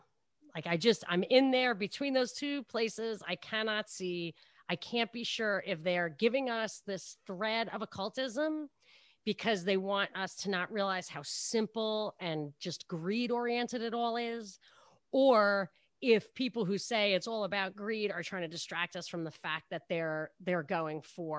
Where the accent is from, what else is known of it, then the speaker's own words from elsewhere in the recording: Brooklyn, New York, United States; born there; It's, I was born in Brooklyn, though.